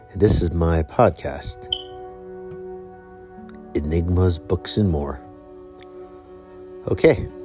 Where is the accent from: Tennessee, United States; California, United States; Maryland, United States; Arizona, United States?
California, United States; San Francisco; moved away as an adult; also born or lived in New England; now in Provo, United States; I am originally from San Francisco, California. I have lived in New England from 2004 through June of 2009. Moved back to California for about a month.